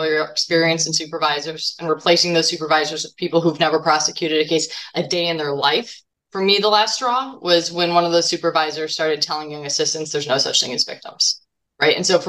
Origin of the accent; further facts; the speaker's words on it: Deerfield, Illinois, United States; I was born and raised in Lake County. So this is my home. I grew up in Deerfield